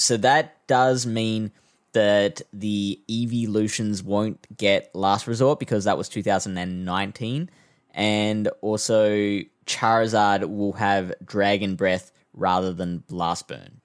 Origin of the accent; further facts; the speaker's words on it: South Australia, Australia; my home state of South Australia